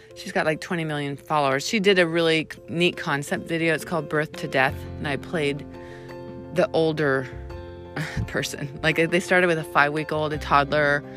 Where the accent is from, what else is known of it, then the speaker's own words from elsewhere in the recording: San Diego, California, United States; also born or lived in El Cajon / Santee; I was born and raised in San Diego